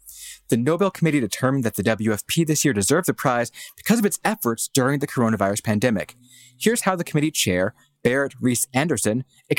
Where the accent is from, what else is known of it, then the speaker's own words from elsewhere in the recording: Midwest, United States; also born or lived in East Coast, United States; I'm from the Midwest. Okay, so I was born on the East Coast, lived in the Midwest for like over a decade.